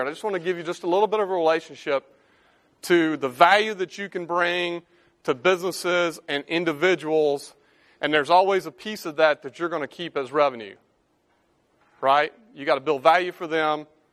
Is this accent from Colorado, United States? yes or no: no; Drew, Mississippi, United States; moved away as an adult; now in Memphis, United States; I live in Memphis. I was born and raised in the Mississippi Delta, Drew, Mississippi